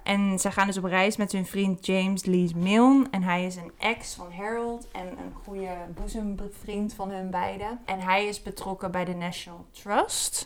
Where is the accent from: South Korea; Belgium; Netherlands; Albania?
Netherlands; als Nederlander